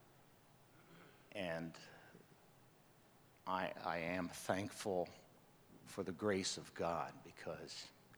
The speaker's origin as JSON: {"language": "English", "region": "New York", "country": "United States", "tie": "born there", "also_born_or_lived": "Pompano Beach, Florida", "said": "I was born in New York with my sister."}